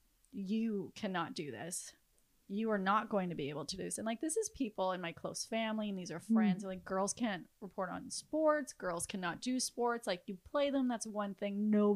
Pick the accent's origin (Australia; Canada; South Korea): Canada; Regina, Saskatchewan; now in Toronto, Canada; I was born and raised in Regina, Saskatchewan